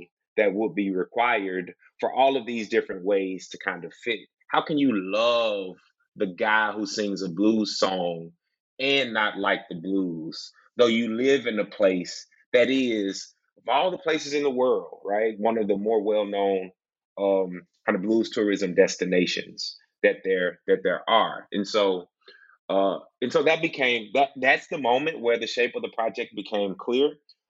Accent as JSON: {"language": "English", "region": "Mississippi", "country": "United States", "said": "Like, it's funny to meet folks and they learn that I'm from Mississippi"}